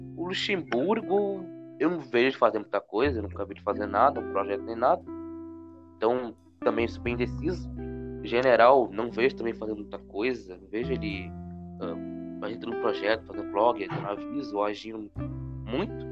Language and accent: Portuguese; Recife, Pernambuco, Brazil; eu tenho 16 anos e sou de Recife, Pernambuco.